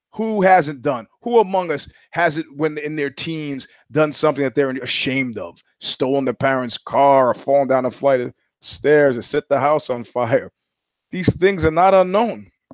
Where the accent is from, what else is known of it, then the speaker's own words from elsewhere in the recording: New York, United States; moved away; also born or lived in California; I'm from New York